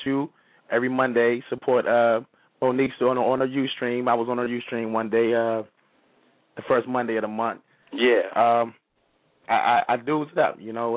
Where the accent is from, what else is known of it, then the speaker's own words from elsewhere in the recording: Chicago, Illinois, United States; also born or lived in Monroe, Louisiana; I'm from Chicago, Illinois, by way of Monroe, Louisiana